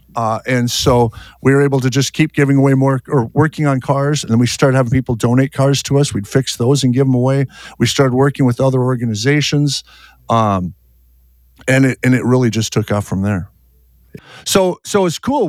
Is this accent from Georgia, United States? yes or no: no; Fargo, North Dakota, United States; I'm from Fargo, North Dakota